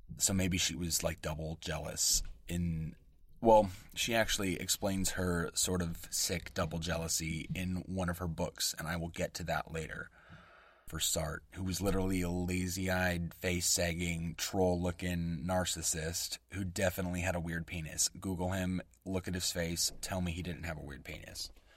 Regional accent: West Coast American, United States; accent: West Coast American English; first language English; my native tongue, West Coast American English

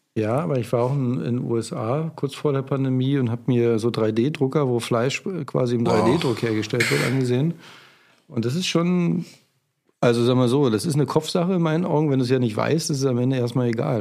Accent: Spreewald, Brandenburg, Germany; now in Berlin, Germany; ich bin ja im Spreewald groß geworden

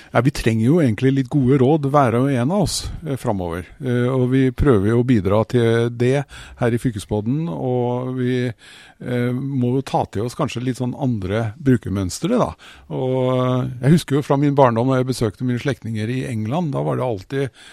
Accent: Germany; now in Norway; Jeg er jo vokst opp i Tyskland

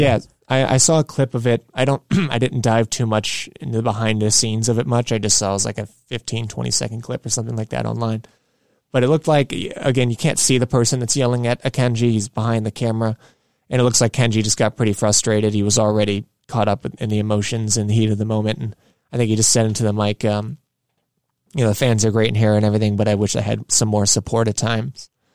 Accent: Midwest, United States; we're from the Midwest

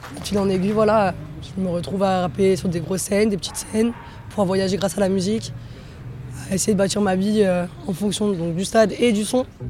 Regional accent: Marseille, Provence-Alpes-Côte d'Azur, France; moved away; j'ai grandi à Marseille, après j'ai beaucoup bougé

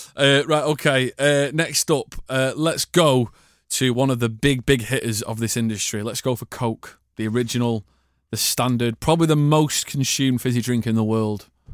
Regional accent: Manchester, North West England, United Kingdom; we're both from Manchester

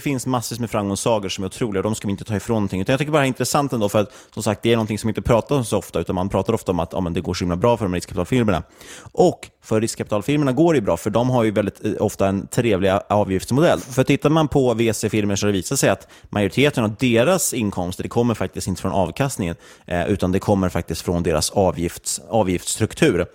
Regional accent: Sweden; som svenskar

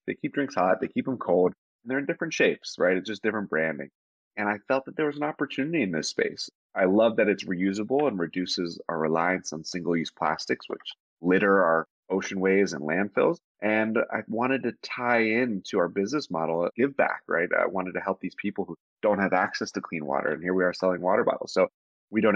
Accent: Pittsburgh, Pennsylvania, United States; moved away as an adult; also born or lived in Atlanta / New York; Grew up in Pittsburgh, PA

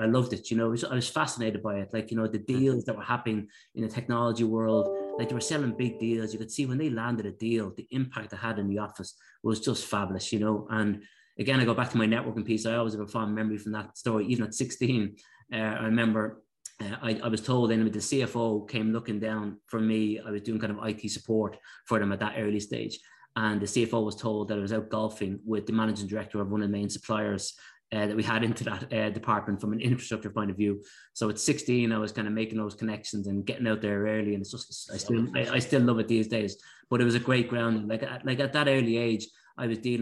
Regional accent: Dublin, Leinster, Ireland; also born or lived in Cork; I grew up in Beaumont, in the north side of Dublin. I was actually originally born in Cork, would you believe? But lost the Cork accent when we moved to Dublin when I was about three.

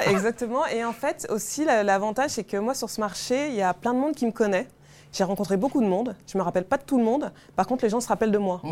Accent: Paris, Île-de-France, France; je suis une Parisienne

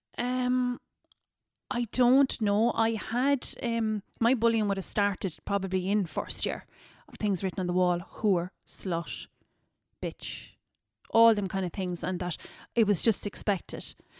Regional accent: Ballyduff, Munster, Ireland; also born or lived in New York; I'm originally from Kerry. I'm from a small village, um, a G A village called Ballyduff. So, um, grew up there

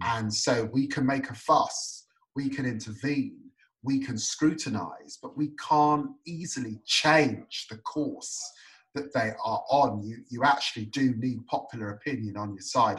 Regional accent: United Kingdom; also born or lived in Tottenham, London / Peterborough, East of England; I spent a long time growing up in Tottenham and Peterborough.

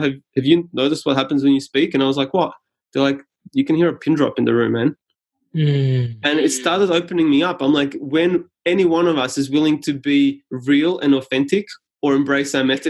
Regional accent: Australia; first language Serbian; English is a second language; I came to Australia as like a refugee of 4 years old or so.

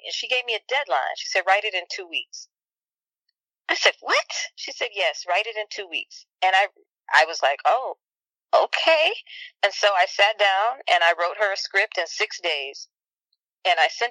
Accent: Chicago, Illinois, United States; I'm from Chicago and I spent part of my childhood on the South Side.

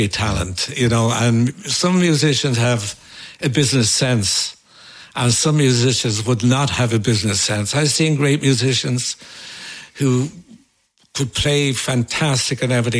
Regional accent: Dublin, Leinster, Ireland; growing up in Dublin

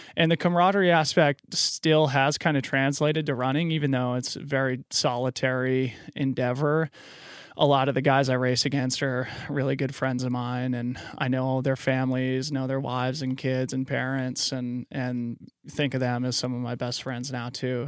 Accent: Boulder, Colorado, United States; also born or lived in Fort Collins, Colorado / Aspen, Colorado; I grew up in Boulder, Colorado

